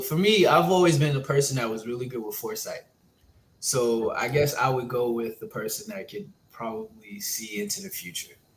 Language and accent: English; New York City, New York, United States; I'm also from Brooklyn